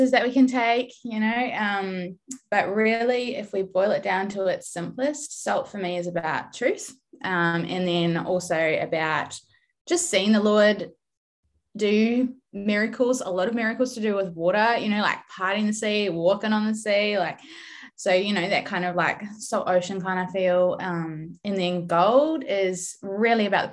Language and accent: English; New Zealand; accent: Kiwi; moved away as an adult; also born or lived in United States; now in Australia; I am from New Zealand originally. I'm trying really hard to keep my Kiwi accent strong, even though I now live in Australia.